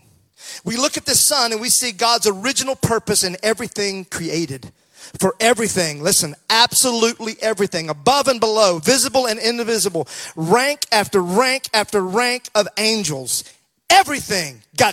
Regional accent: Mississippi, United States; growing up in Mississippi, those hot, hot summer days

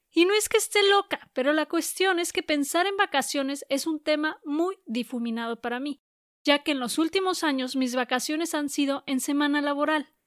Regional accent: Guadalajara, Jalisco, Mexico; que queda como a cuatro horas y media de Guadalajara, que es de donde soy

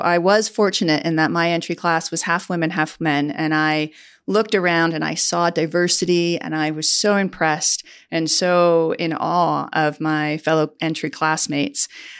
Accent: Southwest suburbs, Illinois, United States; moved away; I grew up in the Southwest suburbs and always was fascinated by language and travel. My parents are both British

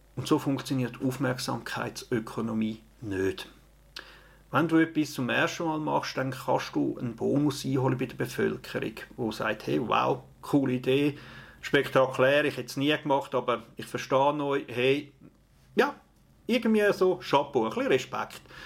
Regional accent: Opfikon, Zurich, Switzerland; in der Familie, in Opfiken, in Zürich, in der Schweiz

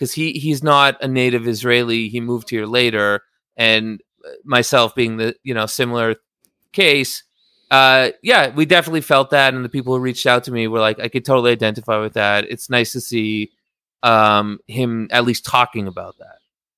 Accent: Canada; I'm a little bit sorry because I'm Canadian.

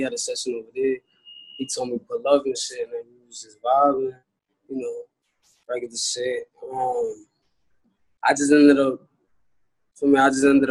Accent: New York City, New York, United States; was born in the Bronx and raised in the Bronx, too

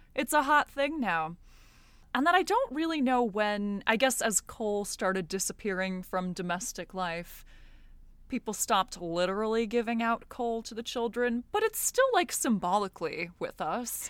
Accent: United States; I'm American.

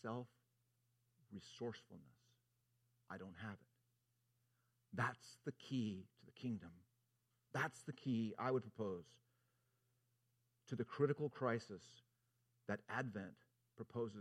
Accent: Southern California, United States; I'm from Southern Cal

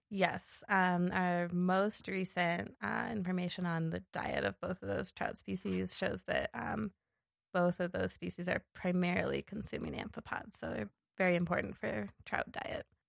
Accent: Seattle, Washington, United States; moved away as an adult; also born or lived in Los Angeles, California / Alaska / Yellowstone National Park; now in Bozeman, United States; I grew up in Seattle

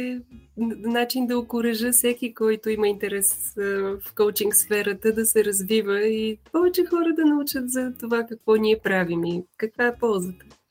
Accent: Vidin, Vidin Province, Bulgaria; also born or lived in Veliko Tarnovo, Bulgaria; now in Sofia, Bulgaria; съм родом от Видин

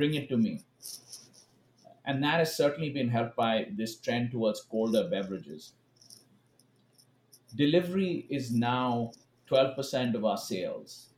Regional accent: India; moved away as an adult; also born or lived in Kansas City, United States; now in Los Angeles, United States; I grew up in India

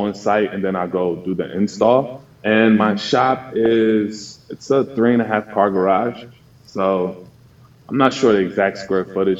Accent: New Jersey, United States; I'm from New Jersey.

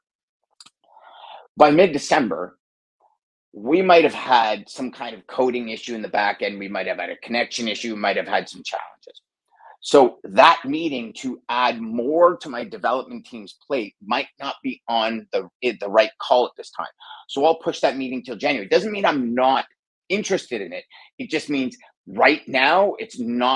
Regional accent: Canada; maybe I'm Canadian

